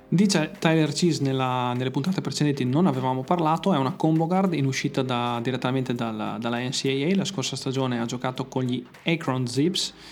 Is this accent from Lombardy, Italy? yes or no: yes; Mantua, Lombardy, Italy; io sono di Mantova